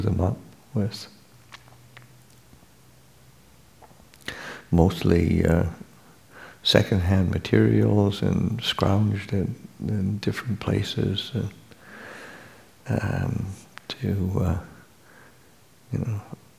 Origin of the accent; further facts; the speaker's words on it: Canada; now in California, United States; I'm from Canada, coming to California